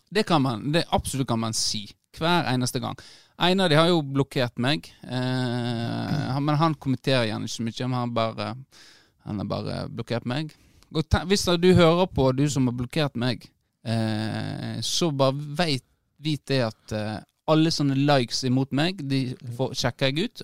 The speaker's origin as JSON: {"language": "Norwegian", "country": "Norway", "tie": "born or raised there", "said": "på Ragnarud i gettoen der jeg vokste opp"}